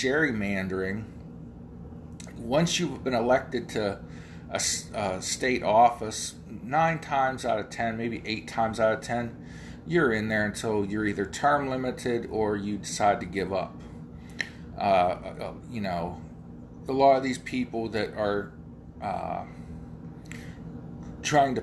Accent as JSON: {"language": "English", "region": "Ohio", "country": "United States", "tie": "born or raised there", "said": "that's my home state."}